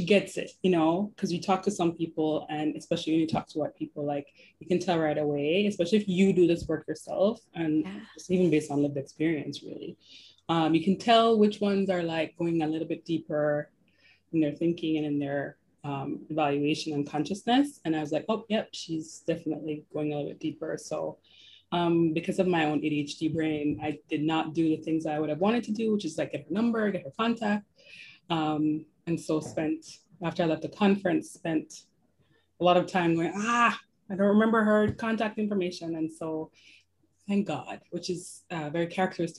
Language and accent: English; Jamaica; moved away as an adult; also born or lived in New York; now in Toronto, Canada; I was born and raised in Jamaica